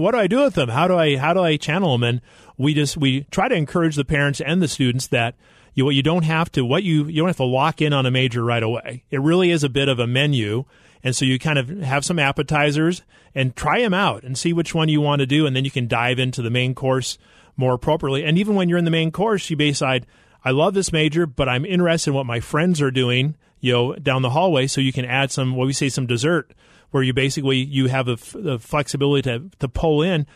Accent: Idaho, United States; moved away as an adult; also born or lived in Arkansas; grew up in Idaho on a potato farm

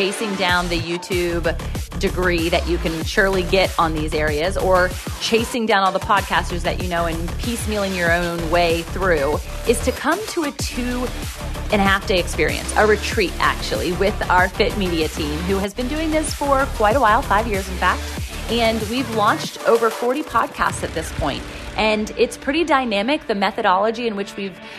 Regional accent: Virginia Beach, Virginia, United States; It'll be in Virginia Beach, Virginia, and that's my hometown.

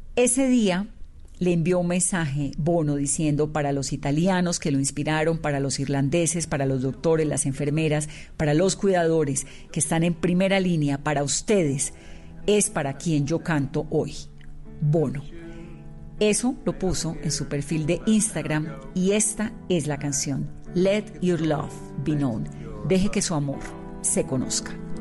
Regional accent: Colombia

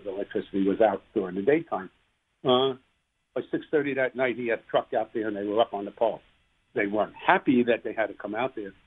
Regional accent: New York City, New York, United States; moved away; I grew up in New York City. I took a train to school every day

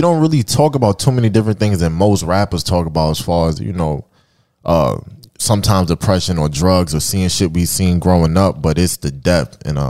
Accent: New York City, New York, United States; also born or lived in Long Island; I'm from Brooklyn, New York, by way of Long Island. I grew up between both most of my life.

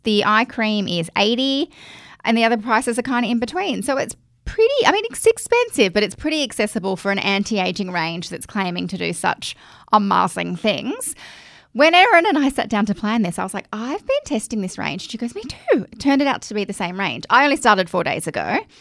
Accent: Australia; accent: Aussie Bogan; my Aussie Bogan accent

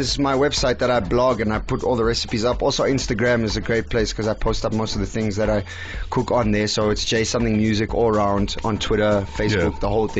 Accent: Eastern Cape, South Africa; Samp and beans is something that I grew up with in the Eastern Cape

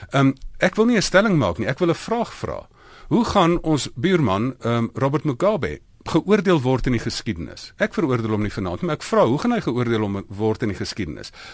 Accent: South Africa; first language Afrikaans

